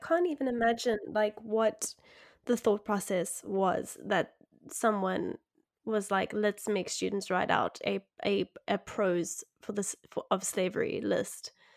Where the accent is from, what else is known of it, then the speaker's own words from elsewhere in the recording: South Africa; I grew up in South Africa